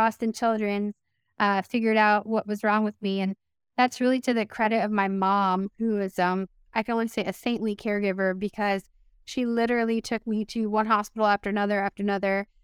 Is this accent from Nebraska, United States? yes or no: no; Miami, Florida, United States; moved away; also born or lived in Pittsburgh; I was born in Miami